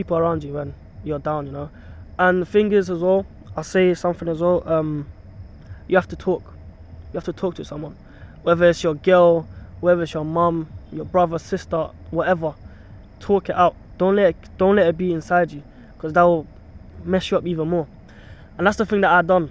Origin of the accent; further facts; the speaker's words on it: Kenya; now in United Kingdom; I'm from Kenya, but I've got family in Tanzania